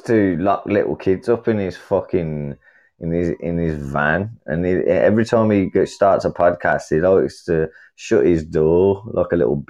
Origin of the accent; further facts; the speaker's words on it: England, United Kingdom; I'm {S0} did {S2} from England.